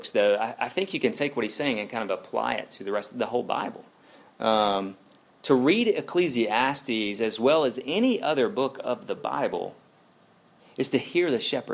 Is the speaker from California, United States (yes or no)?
no; Alabama, United States; I'm from Alabama